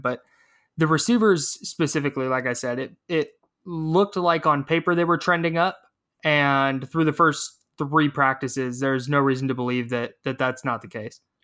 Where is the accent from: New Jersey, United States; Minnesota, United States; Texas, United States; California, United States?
California, United States; Brentwood; my hometown of Brentwood, down in the East Bay